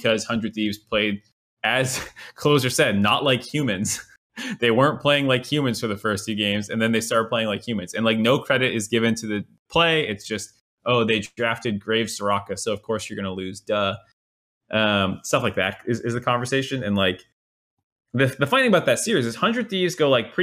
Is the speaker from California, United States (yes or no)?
no; Massachusetts, United States; I'm not from PA. I'm from Massachusetts.